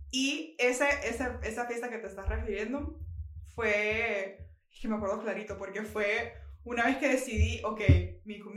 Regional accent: Honduras; soy de Honduras, soy estudiante de arquitectura

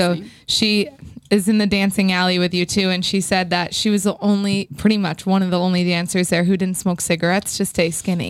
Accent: Framingham, Massachusetts, United States; But we're from Framingham, right next door.

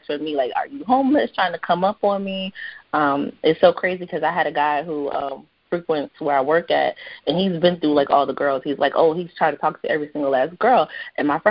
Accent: North Carolina, United States; I'm from North Carolina. I'm a southern girl

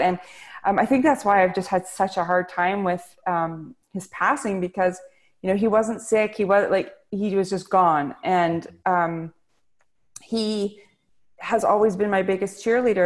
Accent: British Columbia, Canada; I'm Canadian, and I uh, grew up in a tiny little town in British Columbia

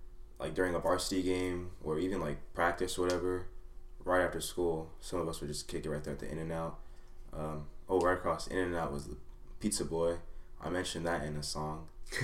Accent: Anaheim, California, United States; also born or lived in Fullerton; Back in Anaheim, grew up, born and raised in Anaheim

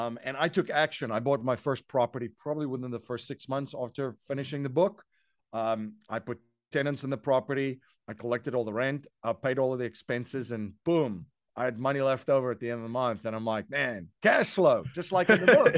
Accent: South Africa; moved away as an adult; now in United States; I'm originally from South Africa. Um, I came here, uh, to the U S in two thousand and one.

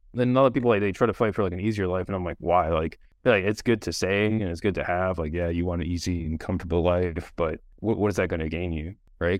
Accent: Hawaii, United States; I grew up in Hawaii, so, like, swimming was just part of life

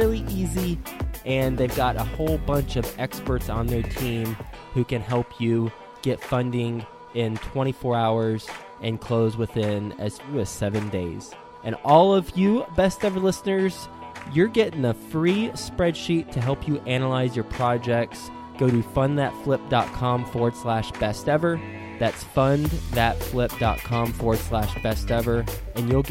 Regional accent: Dallas, Texas, United States; Dallas, Fort Worth, Texas, my hometown

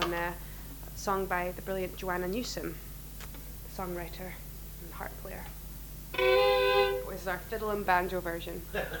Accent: Isle of Eigg, Scotland, United Kingdom; also born or lived in Edinburgh; now in Brooklyn, United States; I was born in Edinburgh, but I grew up on the Isle of Egg, which is just off the west coast

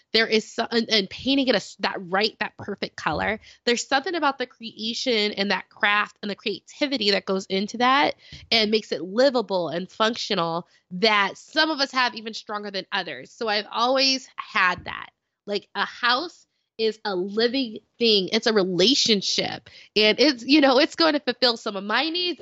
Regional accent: Las Vegas, Nevada, United States; moved away as an adult; also born or lived in Dayton, Ohio; I'm from Las Vegas

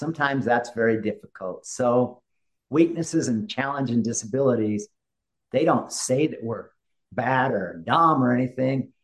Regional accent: Utah, United States; growing up the way I grew up in Utah and the Rocky Mountains

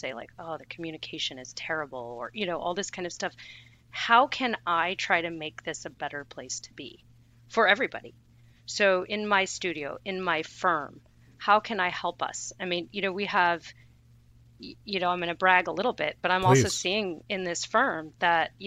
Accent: Bay Area, California, United States; I grew up in the Bay Area

